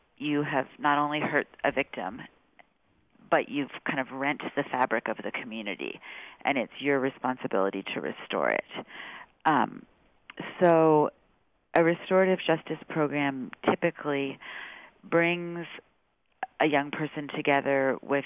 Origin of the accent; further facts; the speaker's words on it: California, United States; I'm from California